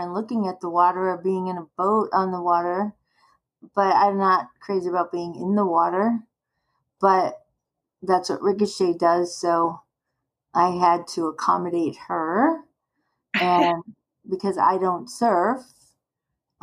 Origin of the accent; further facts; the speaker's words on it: Chicago, Illinois, United States; moved away as an adult; now in San Diego, United States; I'm actually from Chicago